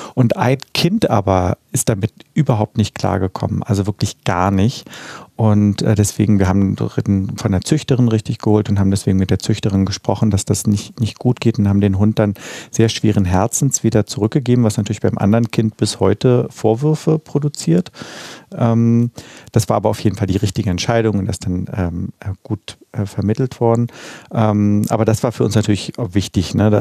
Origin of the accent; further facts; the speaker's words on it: Berlin, Germany; Sophienkirchhof, wo ich ja aufgewachsen bin in Mitte